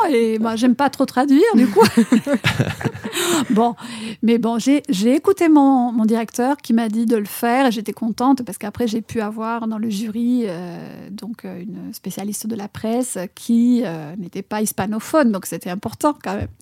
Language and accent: French; Argentina; French is a second language; moved away as an adult; now in France; mon pays natal, l'Argentine